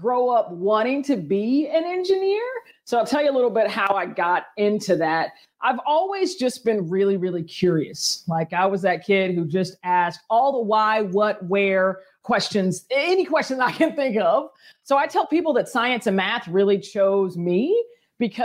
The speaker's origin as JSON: {"language": "English", "town": "Powder Springs", "region": "Georgia", "country": "United States", "tie": "born or raised there", "said": "I am from Powder Springs, Georgia, originally, which is about 25 minutes northwest of the city."}